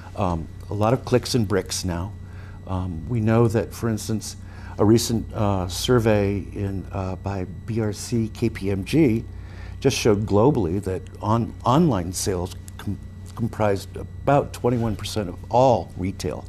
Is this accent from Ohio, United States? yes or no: no; San Francisco Bay Area, California, United States; where I grew up in the Bay Area